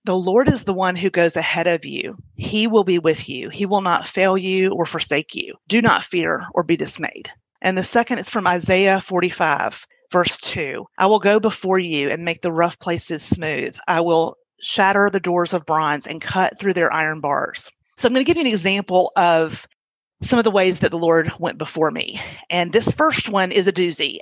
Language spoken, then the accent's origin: English; Birmingham, Alabama, United States; also born or lived in Baltimore, Maryland; I grew up mostly in Birmingham. There was a little stint in Baltimore, Maryland when I was in middle school